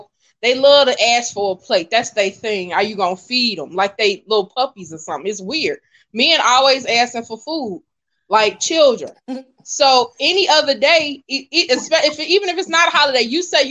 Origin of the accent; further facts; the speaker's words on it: Gary, Indiana, United States; I'm from Gary